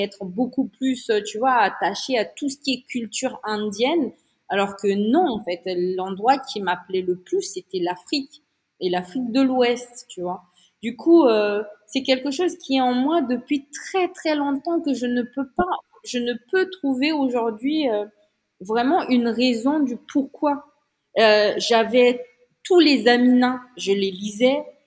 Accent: Antsiranana, Diana, Madagascar; moved away as an adult; also born or lived in Paris, France; now in Antsiranana, Madagascar; quand j'étais enfant ici à Diego Suarez, dans ma ville là

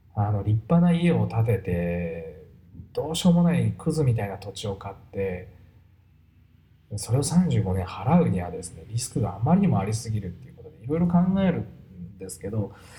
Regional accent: Kurashiki, Okayama, Japan; 小島 っていうとこで生まれ育ちました

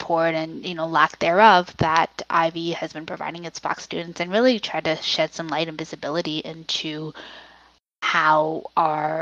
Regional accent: Richmond Hill, Ontario, Canada; I grew up in Richmond Hill

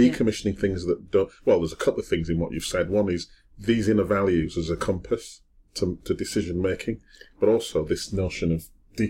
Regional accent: Wakefield, Yorkshire and the Humber, United Kingdom; I wasn't adopted, but I mean, I was brought up in Wakefield. I was very poor.

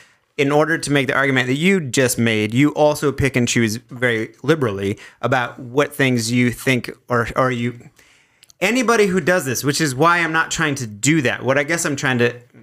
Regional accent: Fergus, Ontario, Canada; I am from Fergus.

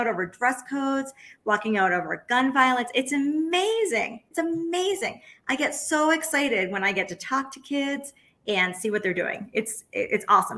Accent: New York City, New York, United States; also born or lived in Oaxaca, Mexico; I'm from New York City.

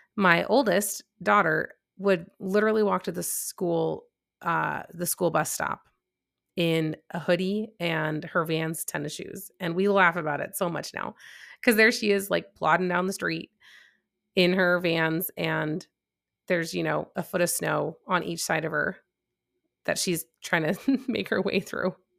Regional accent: Chicago, Illinois, United States; moved away as an adult; now in North Texas, United States; I'm from Chicago. I'm used to the cold temperatures

